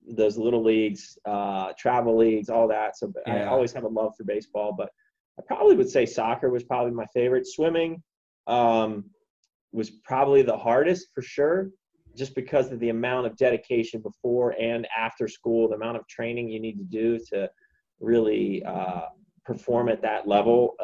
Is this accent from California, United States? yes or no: no; Huntingdon Valley, Pennsylvania, United States; moved away as an adult; also born or lived in State College, Pennsylvania; now in Washington, D.C. area, United States; I grew up outside of Philadelphia, a small town called Huntington Valley. Lived there till I was 18